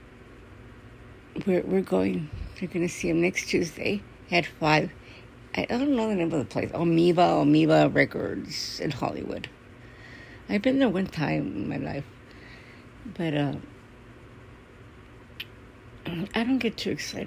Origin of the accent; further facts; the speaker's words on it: Mexico; we're from Mexico